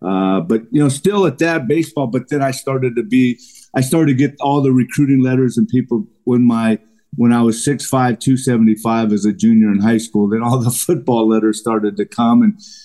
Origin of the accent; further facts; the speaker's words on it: California, United States; But in the summer, you know, growing up in Southern California, man, we would try and get as many games in as possible.